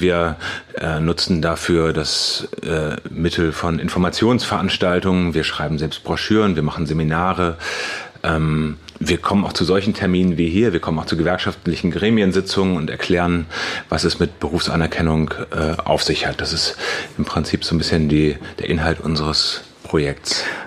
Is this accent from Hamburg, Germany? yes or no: no; Cologne, North Rhine-Westphalia, Germany; da, wo ich herkomme aus Köln